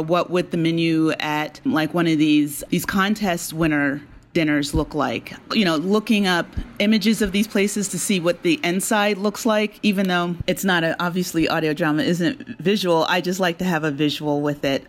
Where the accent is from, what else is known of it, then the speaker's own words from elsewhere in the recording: Hamilton, New Jersey, United States; I grew up in South Jersey, in Hamilton, New Jersey, um, which is the blueberry capital of the world.